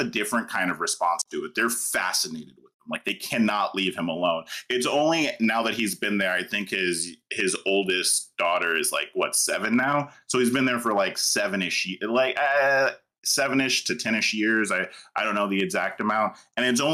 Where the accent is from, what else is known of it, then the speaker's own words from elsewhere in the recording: United States; I'm American